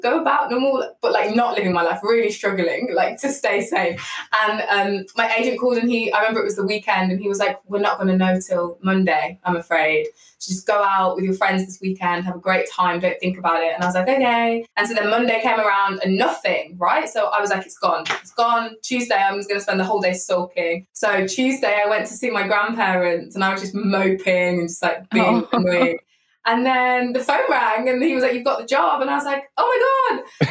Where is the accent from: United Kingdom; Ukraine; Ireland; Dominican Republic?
United Kingdom; I'm a British actor